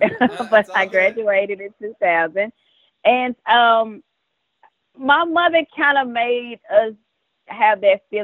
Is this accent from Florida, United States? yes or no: no; Dallas, Texas, United States; I grew up in Dallas, Texas, born and raised all of my life